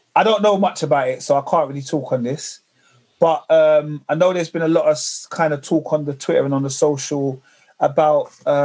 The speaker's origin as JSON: {"language": "English", "region": "London", "country": "United Kingdom", "said": "I'm from London."}